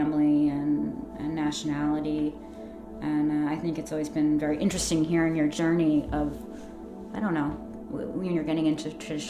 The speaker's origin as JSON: {"language": "English", "region": "New York", "country": "United States", "tie": "born or raised there", "accent": "American", "moved": "yes"}